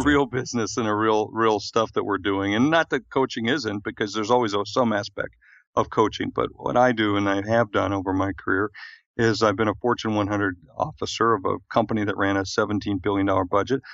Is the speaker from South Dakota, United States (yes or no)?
yes; South Dakota, United States; moved away; I'm from South Dakota